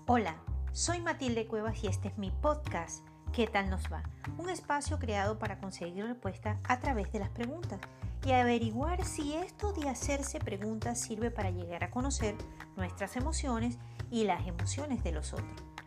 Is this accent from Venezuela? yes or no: yes; Venezuela; Así somos los venezolanos